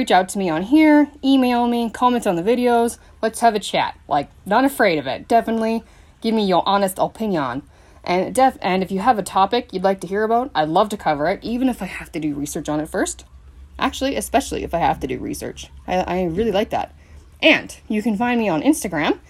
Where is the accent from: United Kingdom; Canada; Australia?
Canada; Milestone, Saskatchewan; I grew up in Milestone, Saskatchewan on a PFRA ranch